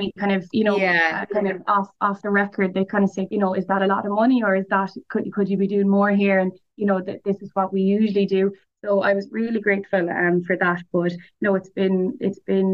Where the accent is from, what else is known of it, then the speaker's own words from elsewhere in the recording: Limerick, Munster, Ireland; also born or lived in Nenagh; I'm from Nina, but I went to college, I grew up in Limerick City